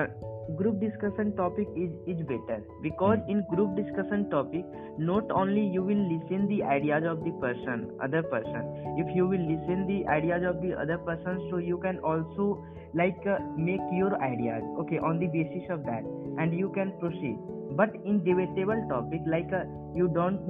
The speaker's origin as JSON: {"language": "English", "region": "Jharkhand", "country": "India", "said": "from Jharkhand"}